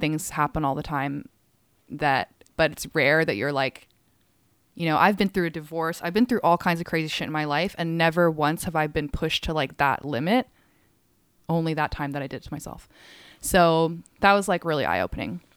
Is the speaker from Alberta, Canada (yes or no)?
yes; Calgary, Alberta, Canada; also born or lived in England / Hong Kong; I grew up half my childhood, like, in Hong Kong. Um, and then I moved to Calgary at, like, still a pretty young age and spent most of my life there.